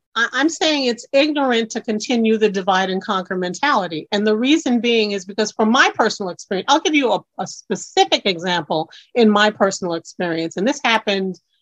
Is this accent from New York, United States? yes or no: yes; New York City, New York, United States; being an individual born in Brooklyn, New York